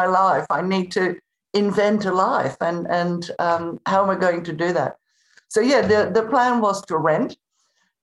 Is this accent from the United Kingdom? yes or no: no; Netherlands; moved away as an adult; also born or lived in Spain; I was born in the Netherlands, in Holland, and I moved to Spain when I was 18.